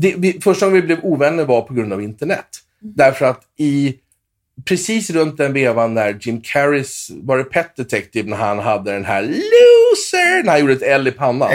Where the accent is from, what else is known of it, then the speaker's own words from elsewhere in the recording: Åkersberga, Stockholm County, Sweden; moved away as an adult; also born or lived in Los Angeles; jag är uppväxt i lilla Åkersberga, tre mil norr om Stockholm